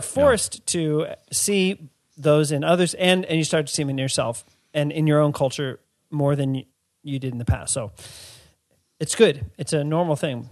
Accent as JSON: {"language": "English", "town": "Washington", "region": "District of Columbia", "country": "United States", "tie": "born or raised there", "said": "the place that I grew up in Washington, D C, isn't where my parents are from."}